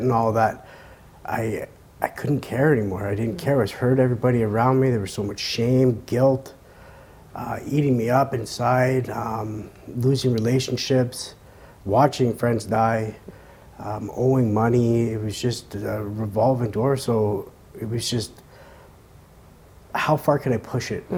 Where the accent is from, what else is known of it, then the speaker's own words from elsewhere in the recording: Montreal, Quebec, Canada; I started off at a young age growing up in Montreal